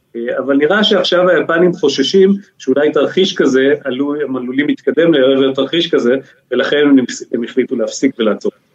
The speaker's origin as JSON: {"language": "Hebrew", "country": "Israel", "said": "בתור ישראלי"}